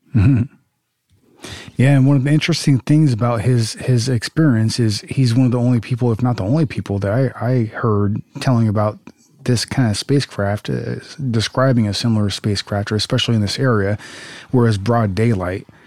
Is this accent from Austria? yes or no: no; Southern California, United States; I grew up in Southern California